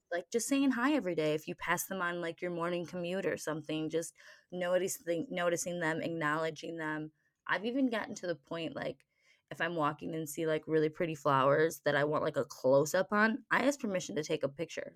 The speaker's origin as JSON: {"language": "English", "region": "Michigan", "country": "United States", "tie": "born or raised there", "said": "I grew up in Michigan, so our family went camping a lot"}